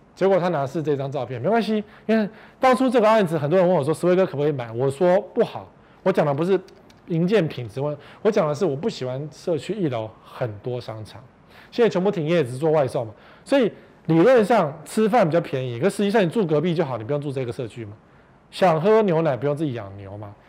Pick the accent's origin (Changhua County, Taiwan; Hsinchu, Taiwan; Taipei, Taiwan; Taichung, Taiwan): Taipei, Taiwan; 我们是台北人